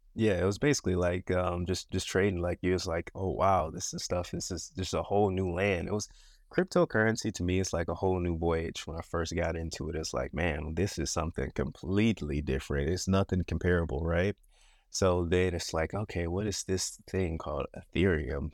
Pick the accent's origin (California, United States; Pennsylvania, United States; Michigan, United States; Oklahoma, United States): Michigan, United States; born and raised, born and raised in Michigan